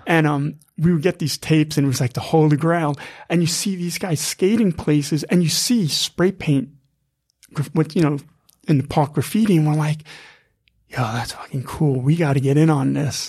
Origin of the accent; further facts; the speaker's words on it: Massapequa, New York, United States; also born or lived in Queens, New York; now in New York City, United States; 'cause I was born in Queens, raised on Strong Island, so, you know, we're living in a house, you know, out in Massapequa